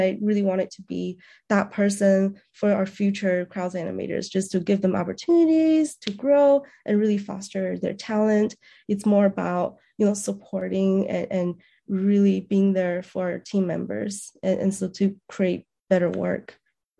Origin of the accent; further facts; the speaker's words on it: Beijing, China; also born or lived in New Mexico; now in Indiana, United States; So I was from Beijing, China, and then I immigrated to New Mexico and lived there for about 5 years. And then I came over to Indiana.